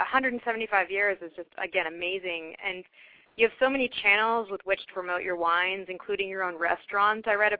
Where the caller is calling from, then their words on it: California, United States; I'm calling from California.